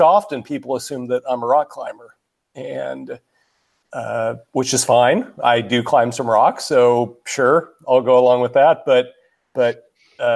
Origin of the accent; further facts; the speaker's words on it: Kansas, United States; moved away; We're both from Kansas